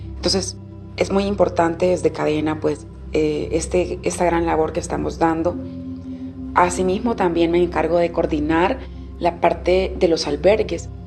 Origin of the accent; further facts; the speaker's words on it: Honduras; Yo soy hondureña, soy de un grupo étnico que se llama Misquitos